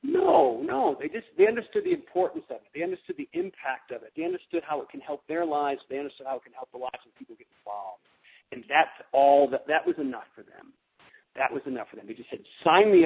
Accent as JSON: {"language": "English", "region": "Connecticut", "country": "United States", "tie": "born or raised there", "also_born_or_lived": "Rhode Island", "moved": "yes", "said": "I grew up in Connecticut"}